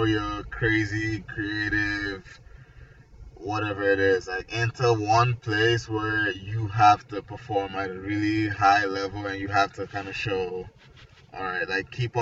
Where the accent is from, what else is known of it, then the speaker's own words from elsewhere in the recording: Nigeria; also born or lived in Atlanta; now in Florida, United States; originally I'm from Nigeria. I moved here